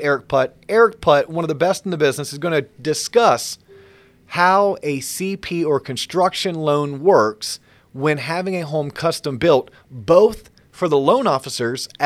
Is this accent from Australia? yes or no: no; Central Florida, United States; growing up in Central Florida